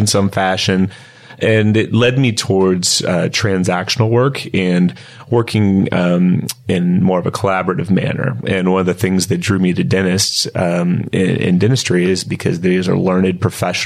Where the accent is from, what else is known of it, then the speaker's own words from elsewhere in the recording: Kansas City, Missouri, United States; moved away as an adult; now in Southern California, United States; I'm originally from the Kansas area. Grew up in Kansas City.